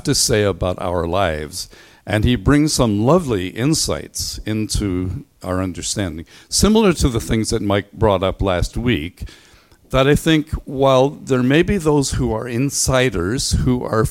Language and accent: English; Belfast, Northern Ireland, United Kingdom; I grew up in Belfast